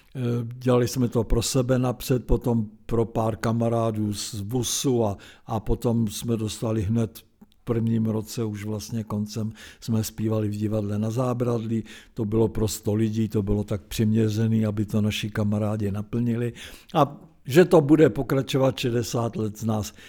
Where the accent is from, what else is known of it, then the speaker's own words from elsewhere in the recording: Zbraslav, Prague, Czechia; also born or lived in Lahovice; když jsem chodil do Zbraslavy